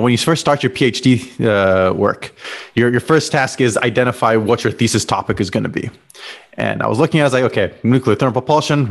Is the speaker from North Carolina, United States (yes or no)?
no; Los Alamos, New Mexico, United States; I grew up in Los Alamos, New Mexico